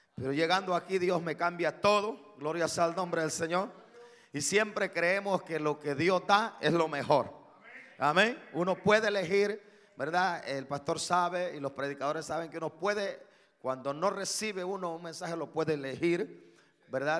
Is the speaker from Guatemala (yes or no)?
yes; Guatemala; yo soy de Guatemala.